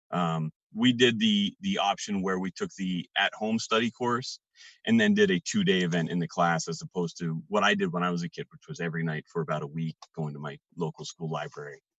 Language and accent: English; Poultney, Vermont, United States; now in Bellows Falls, United States; I was born and raised in Pulteney, Vermont, and I call Bellows Falls home now